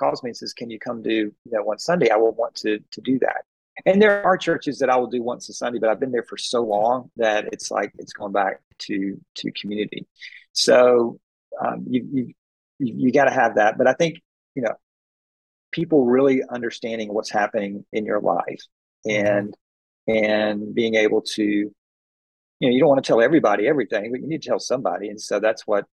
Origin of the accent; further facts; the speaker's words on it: Atlanta, Georgia, United States; I'm from Atlanta